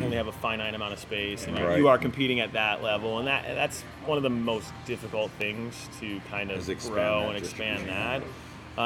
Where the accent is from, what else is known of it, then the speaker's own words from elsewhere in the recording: North County, California, United States; we're from North County